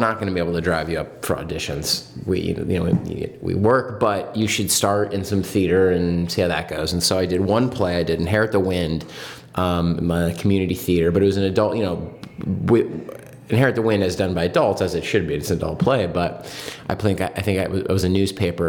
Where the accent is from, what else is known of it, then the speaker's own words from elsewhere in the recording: San Diego, California, United States; moved away as an adult; I grew up in San Diego